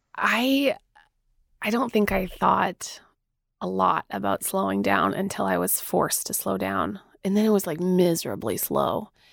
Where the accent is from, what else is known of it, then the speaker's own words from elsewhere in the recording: Manitoba, Canada; I'm from Mennonite world in the plains of Manitoba.